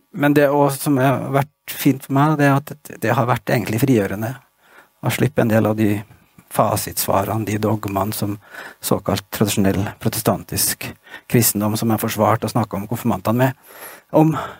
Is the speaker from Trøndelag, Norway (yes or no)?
yes; Stjørdal, Trøndelag, Norway; Jeg vokste opp i Trondheim da jeg var liten gutt